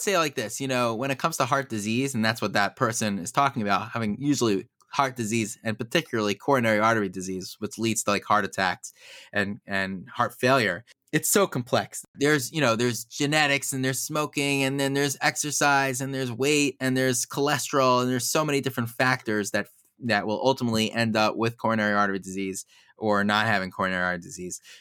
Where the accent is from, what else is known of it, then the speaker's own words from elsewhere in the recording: United States; now in Baltimore, United States; I grew up in Muncie originally